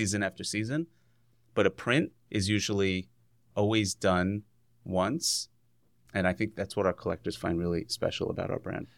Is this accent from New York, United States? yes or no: yes; New York, United States; moved away as an adult; also born or lived in Virginia / West Coast / Columbus, Ohio; I grew up in New York